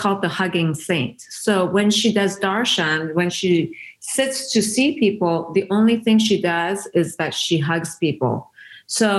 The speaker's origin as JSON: {"language": "English", "country": "Iran", "first_language": "Persian", "second_language": "English", "moved": "yes", "said": "I was Persian"}